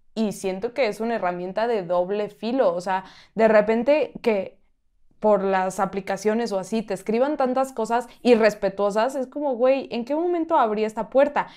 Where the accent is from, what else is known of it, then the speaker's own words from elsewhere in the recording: Mexico; soy mexicana